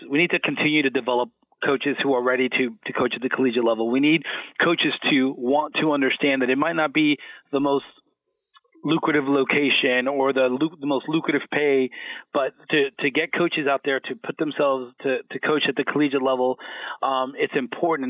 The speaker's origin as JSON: {"language": "English", "town": "Miami", "region": "Florida", "country": "United States", "moved": "as an adult", "said": "I'm originally from Miami, Florida"}